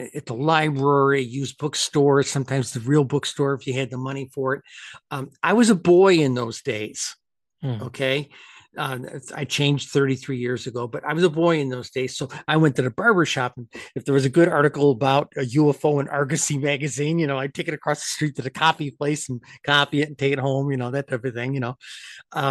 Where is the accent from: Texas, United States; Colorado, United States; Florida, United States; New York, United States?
New York, United States; upstate; moved away; Empire State College, my home state of upstate New York